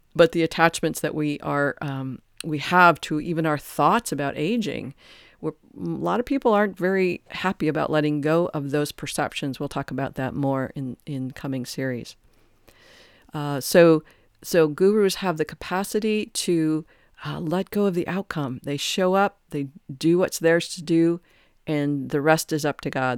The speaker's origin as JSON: {"language": "English", "town": "Detroit", "region": "Michigan", "country": "United States", "tie": "born or raised there", "said": "I grew up in Detroit"}